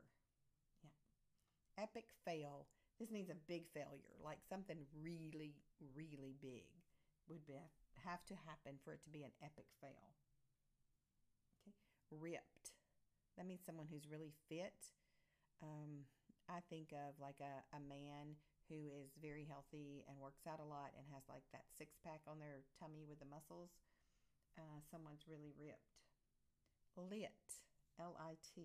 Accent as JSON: {"language": "English", "region": "the South", "country": "United States", "accent": "Southern", "said": "my Southern accent"}